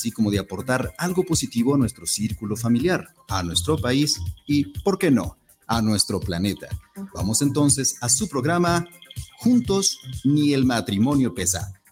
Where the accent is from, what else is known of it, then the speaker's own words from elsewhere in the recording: Guadalajara, Jalisco, Mexico; now in Acatlán de Juárez, Mexico; Soy tapatío, pero es tapatío, pero allá vive.